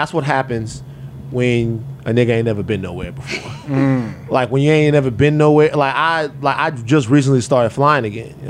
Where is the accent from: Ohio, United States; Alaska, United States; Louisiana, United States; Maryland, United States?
Louisiana, United States; I'm from Louisiana.